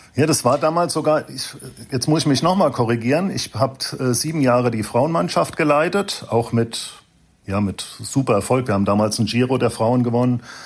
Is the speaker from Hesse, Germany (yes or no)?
yes; Frankfurt, Hesse, Germany; also born or lived in Wiesbaden; geboren in Frankfurt, Mhm. Ich habe zwar lange in Wiesbaden gelebt